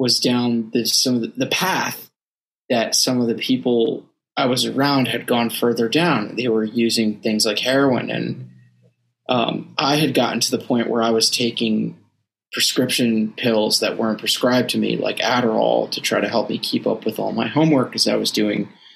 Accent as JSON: {"language": "English", "region": "Northeast", "country": "United States", "tie": "born or raised there", "said": "I grew up in the Northeast"}